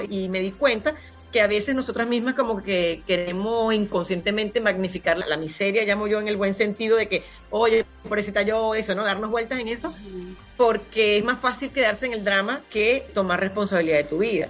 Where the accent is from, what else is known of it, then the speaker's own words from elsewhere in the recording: Punto Fijo, Falcón, Venezuela; moved away; acá en Punto Fijo, que es mi ciudad natal